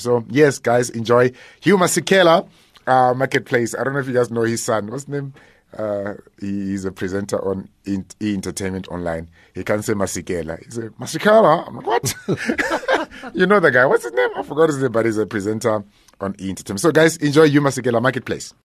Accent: Limpopo, South Africa; also born or lived in Soweto, Gauteng; in Limpopo, uh, by, uh, Makado. There's a place called Ilim. Nah, not, it's what, it's, uh, thirty, uh, an hour's drive from Polokwane. Uh, so that's, that's where I grew up. And also in Soweto as well

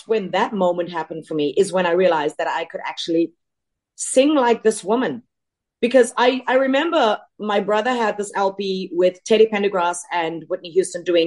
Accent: South Africa; moved away as an adult; also born or lived in Los Angeles; I'm a colored woman from South Africa.

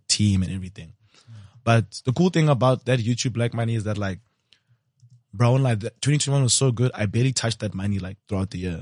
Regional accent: Limpopo, South Africa; I'm from Limsa, and I know a lot of people with taverns in Limpopo

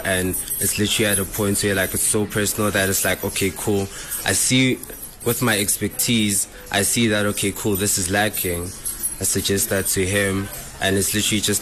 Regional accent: East Rand, Gauteng, South Africa; I'm from the East Rand.

